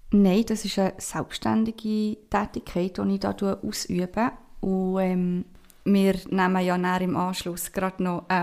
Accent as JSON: {"language": "German", "town": "Basel", "region": "Basel-Stadt", "country": "Switzerland", "lives_now": "Canton of Bern, Switzerland", "said": "ich ähm, bin aus dem Kanton Bern ursprünglich von Basel, vielleicht hört man das auch ein bisschen raus, ich weiß es nicht."}